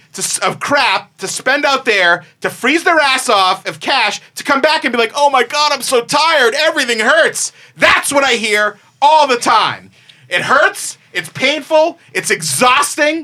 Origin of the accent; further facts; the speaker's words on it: Massachusetts, United States; I grew up in Massachusetts, and much like anyone else who grew up in near a big city, a Boston, a New York, a Chicago